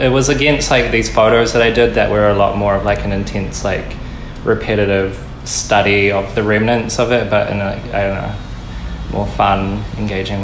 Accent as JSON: {"language": "English", "region": "Taranaki", "country": "New Zealand", "tie": "born or raised there", "moved": "yes", "lives_now": "Auckland, New Zealand", "said": "growing up in Taranaki and then moving up to Auckland"}